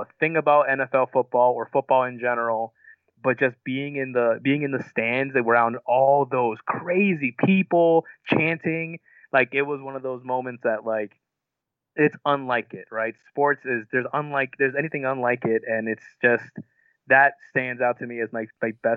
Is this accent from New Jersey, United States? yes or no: yes; New Jersey, United States; I'm also from New Jersey.